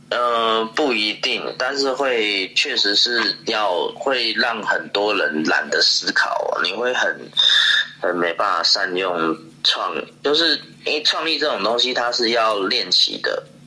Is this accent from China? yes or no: no; Taiwan; 我们台湾 很怪，比较不会同情自己人。